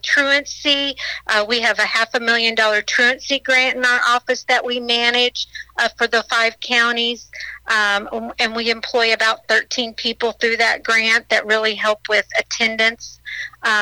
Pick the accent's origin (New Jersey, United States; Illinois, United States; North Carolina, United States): Illinois, United States; Murphysboro; also born or lived in Ava, Illinois; I grew up in Southern Illinois. I grew up in Murfreesboro